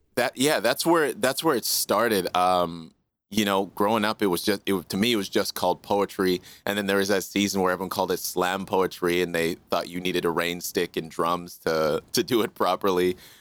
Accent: Canada; also born or lived in Kingston, Jamaica / Regina, Saskatchewan; My official coming to Canada was, I think I was just around a year

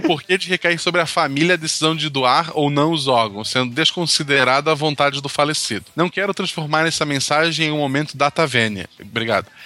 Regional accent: Florianópolis, Santa Catarina, Brazil; also born or lived in São José, Santa Catarina; eu sou de Florianópolis, né, é Do lado, eu vivi em São José por vários motivos aleatórios

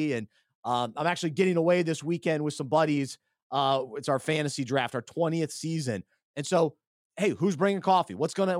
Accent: New Mexico, United States; born there; Little known fact, Luke. I was born in New Mexico.

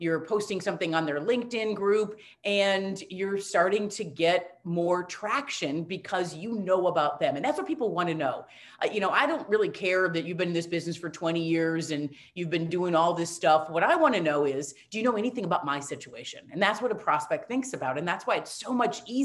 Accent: Wisconsin, United States; I'm from Wisconsin

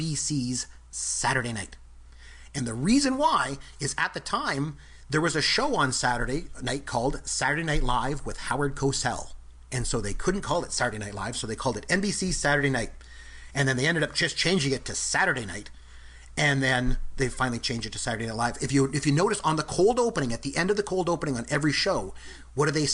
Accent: Canada; I'm from the Great White North myself

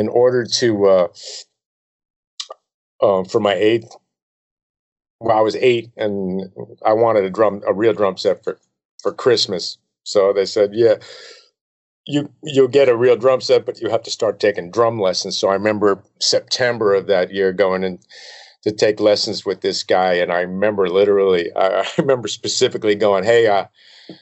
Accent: Glen Ridge, New Jersey, United States; I grew up in Glen Ridge, New Jersey, a tiny little town

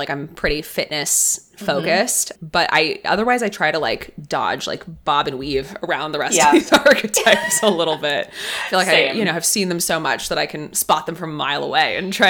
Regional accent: Los Angeles, California, United States; I'm from LA.

